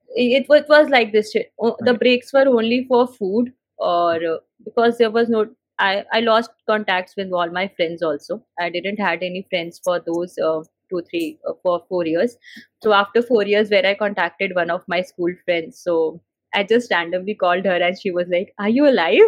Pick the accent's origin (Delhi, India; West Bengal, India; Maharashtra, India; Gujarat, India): Delhi, India; I'm born and brought up in Delhi